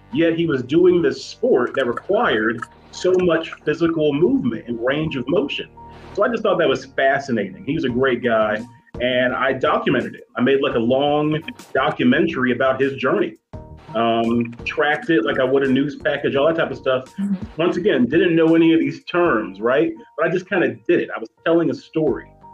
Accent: Ohio, United States; also born or lived in Muncie, Indiana; now in Chicago, United States; I am a Midwest it. guy. I'm from Ohio

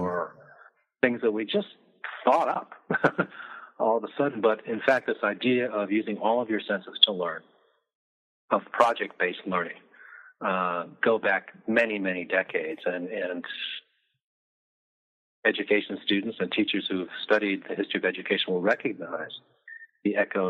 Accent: Midwest, United States; I'm from the Midwest, so I like the story.

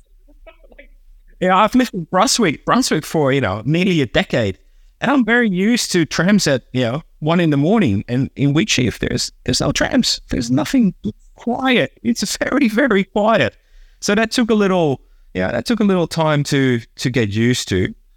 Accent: Hilversum, North Holland, Netherlands; moved away; also born or lived in Amsterdam; I grew up, uh, Amsterdam and, and kinda one of the, the, the, the suburban towns of Amsterdam, a place called, uh, Hilversum

